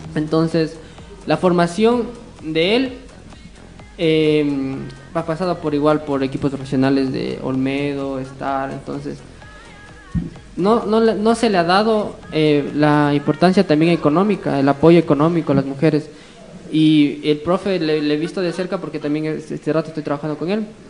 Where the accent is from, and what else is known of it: Ecuador